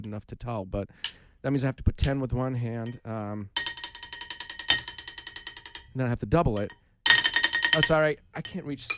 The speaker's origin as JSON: {"language": "English", "region": "Massachusetts", "country": "United States", "tie": "born or raised there", "said": "growing up in Mass, for me, it's all about sports"}